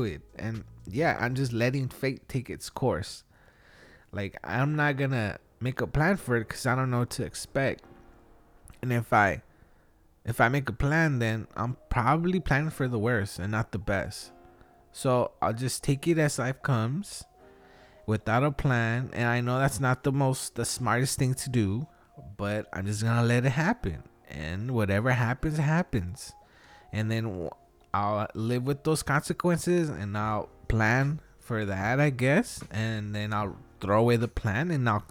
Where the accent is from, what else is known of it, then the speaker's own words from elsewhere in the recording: Wilmington, United States; we're from Wilmington